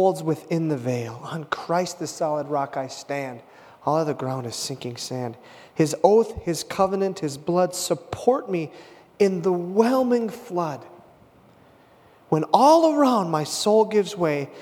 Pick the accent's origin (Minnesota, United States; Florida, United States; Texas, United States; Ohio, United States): Minnesota, United States; Hibbing; my hometown of Hibbing, Minnesota